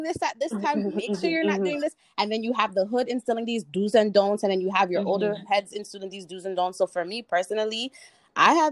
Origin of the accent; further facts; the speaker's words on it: Toronto, Ontario, Canada; I grew up in Jen and Finch